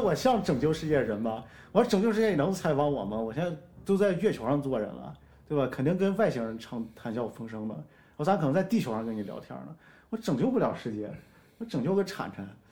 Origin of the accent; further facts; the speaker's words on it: Shaanxi, China; 我们陕西人还是有点东西的